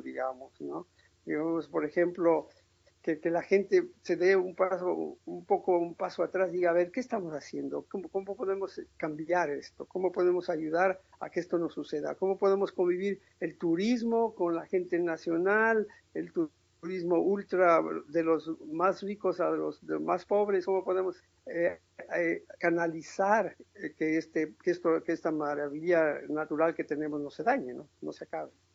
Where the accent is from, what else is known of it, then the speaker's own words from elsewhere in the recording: Tulcán, Carchi, Ecuador; moved away as an adult; now in Europe; mi ciudad natal, a Tulcán